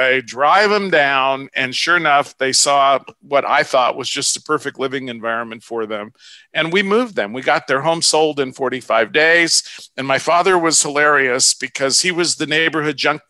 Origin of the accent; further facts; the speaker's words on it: Los Angeles, California, United States; also born or lived in Ohio / Orange County, California; I grew up in North Hollywood, California. We moved from Ohio